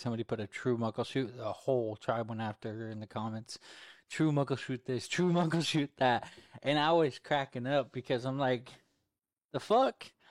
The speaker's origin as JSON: {"language": "English", "region": "Alaska", "country": "United States", "said": "I'm from Alaska"}